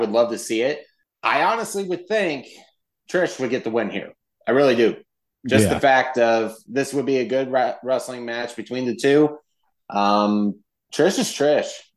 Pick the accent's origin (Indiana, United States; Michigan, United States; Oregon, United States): Indiana, United States; we're from the Hoosier State